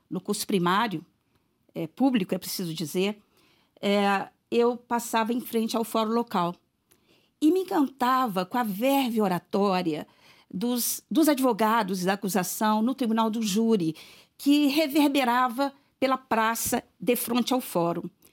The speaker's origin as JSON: {"language": "Portuguese", "town": "Serro", "region": "Minas Gerais", "country": "Brazil", "tie": "born or raised there", "said": "eu nasci em Cerro e lá estudei durante o curso primário e também fiz lá o ensino médio"}